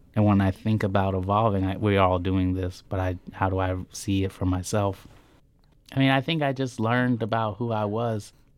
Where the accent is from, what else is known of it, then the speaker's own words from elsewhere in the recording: Norfolk, Nebraska, United States; moved away; I grew up in Norfolk, Nebraska with my all-white family